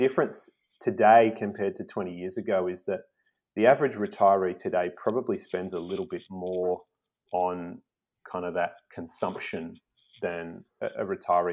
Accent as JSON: {"language": "English", "town": "Sydney", "region": "New South Wales", "country": "Australia", "tie": "born or raised there", "also_born_or_lived": "South Coast, New South Wales", "moved": "as an adult", "said": "I grew up in Sydney and left 12 years ago"}